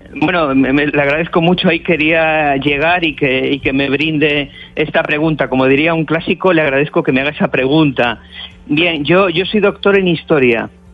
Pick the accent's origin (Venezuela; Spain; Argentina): Spain; Cantabria; Yo, yo soy cántabro